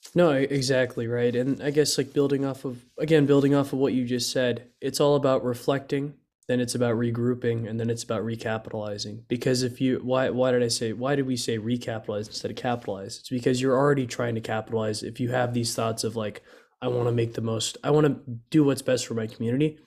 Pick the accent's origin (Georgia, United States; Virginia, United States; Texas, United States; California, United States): Texas, United States; Dallas; also born or lived in McKinney; we're both from Dallas.